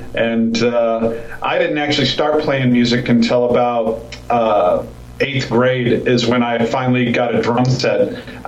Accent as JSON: {"language": "English", "town": "Phoenix", "region": "Arizona", "country": "United States", "tie": "born or raised there", "said": "I grew up in Phoenix"}